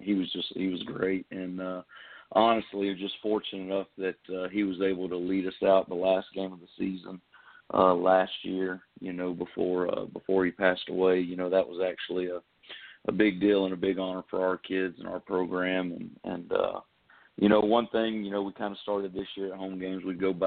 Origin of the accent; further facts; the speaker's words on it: Valdosta, Georgia, United States; moved away as an adult; now in South Carolina, United States; Well, I grew up in Valdosta, Georgia, son of a Air Force. I was an Air Force brat. My dad was in the Air Force, and we moved around a little bit, but I spent most of my life in Valdosta, Georgia.